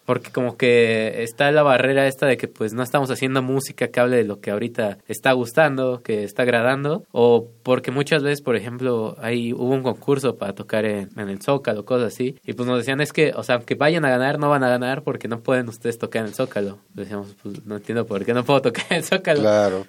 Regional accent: Tlalnepantla, State of Mexico, Mexico; somos de Tlalnepantla, del Estado de México

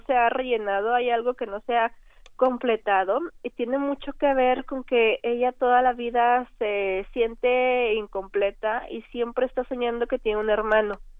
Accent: Linares, Nuevo León, Mexico; crecí con ellas en, en Linares, Nuevo León

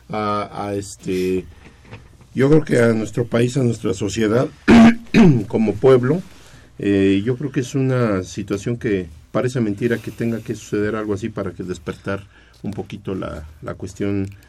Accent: Mexico; Nuestra mentalidad tiene que estar más puesta aquí porque es nuestro país

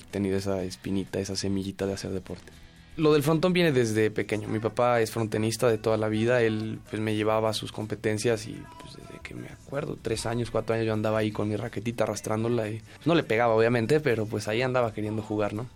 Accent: Mexico City, Mexico; Yo nací en la Ciudad de México el 27 de septiembre de 1996.

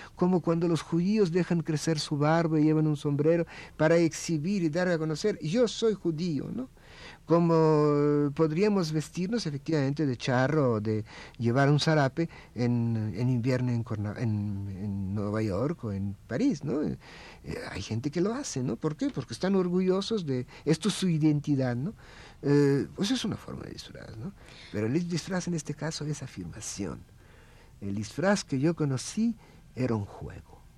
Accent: Russia; Spanish is a second language; now in Mexico; Yo soy el único ruso vestido de ruso eh, aquí y en Rusia

